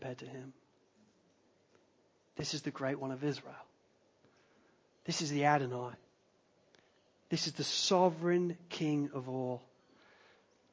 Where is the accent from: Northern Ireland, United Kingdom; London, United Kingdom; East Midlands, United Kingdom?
East Midlands, United Kingdom; Lincolnshire; when I was at secondary school, growing up in Lincolnshire